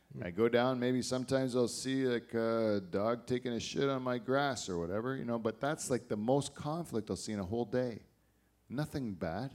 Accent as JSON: {"language": "English", "country": "Canada", "tie": "born or raised there", "said": "I only live here because I was born here"}